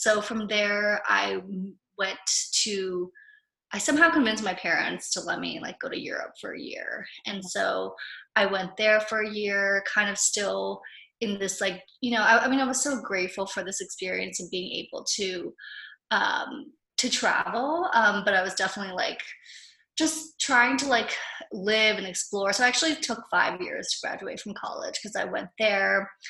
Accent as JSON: {"language": "English", "country": "Philippines", "tie": "born or raised there", "said": "being someone who was like half American, half Japanese growing up in the Philippines, there was a lot of like identity crises happening and not knowing totally who I was."}